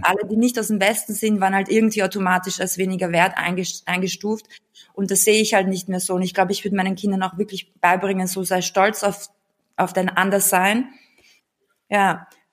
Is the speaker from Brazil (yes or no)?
no; Austria; born or raised there; German is a second language; also born or lived in Bulgaria / Belarus